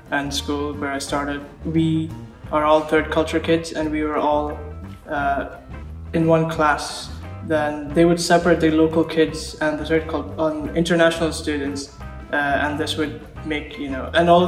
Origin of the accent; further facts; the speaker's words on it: Bahrain; also born or lived in Sri Lanka / United Kingdom; I was born and raised in Bahrain, but um, I started off in Bahrain and then I moved to Sri Lanka and then for a few years, and then I moved to the United Kingdom for a few years as well.